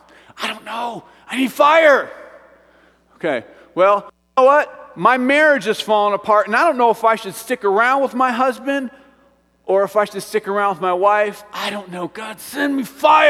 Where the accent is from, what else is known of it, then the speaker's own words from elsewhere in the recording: Midwest, United States; now in Evergreen, United States; I'm from the Midwest and the farm fields